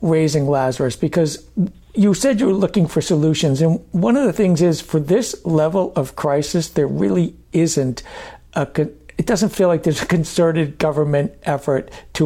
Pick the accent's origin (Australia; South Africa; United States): United States; Maine; moved away; I grew up in Maine